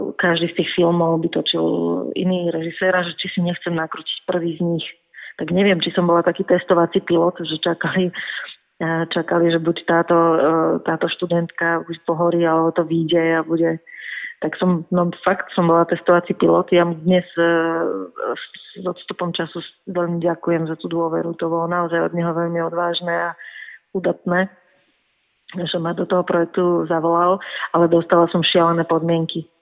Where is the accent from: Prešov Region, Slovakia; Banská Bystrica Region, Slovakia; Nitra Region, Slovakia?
Nitra Region, Slovakia; Čakajovce; v mojej rodnej dedine v Čakajúciach pri Nitre